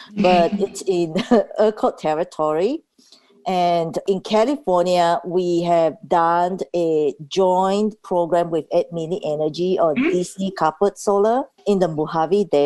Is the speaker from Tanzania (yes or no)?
yes; Tanzania; now in Seattle, United States; when I was growing up in Tanzania